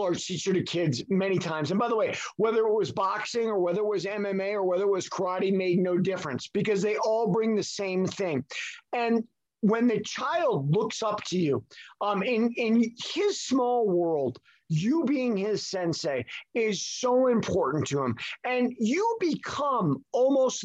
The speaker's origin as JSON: {"language": "English", "region": "New York", "country": "United States", "tie": "born or raised there", "also_born_or_lived": "California", "moved": "yes", "lives_now": "Salt Lake City, United States", "said": "I'm in Salt Lake City right now. I grew up back east in New York, moved to California"}